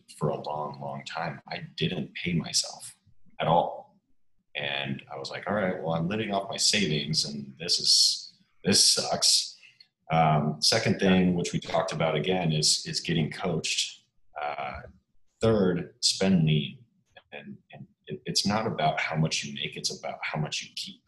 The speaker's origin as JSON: {"language": "English", "region": "Minnesota", "country": "United States", "tie": "born or raised there", "said": "I'm from Minnesota, so naturally I grew up on the lake"}